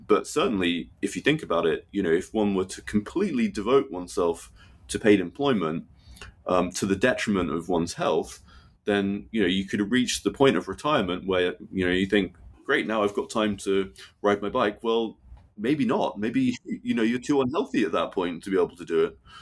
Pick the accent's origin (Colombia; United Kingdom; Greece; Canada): United Kingdom; growing up in Britain